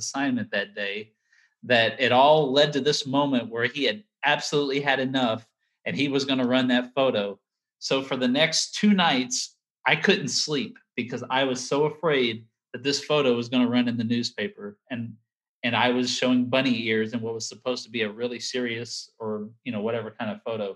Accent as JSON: {"language": "English", "town": "Sulphur Springs", "region": "Texas", "country": "United States", "tie": "born or raised there", "also_born_or_lived": "Opelousas, Louisiana / Sanford, North Carolina", "moved": "as an adult", "said": "my mom would send a note to the local newspaper, the yeah. Sulphur Springs News Telegram"}